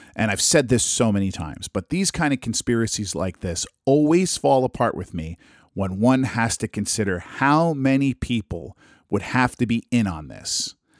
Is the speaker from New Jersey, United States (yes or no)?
yes; New Jersey, United States; my home state of New Jersey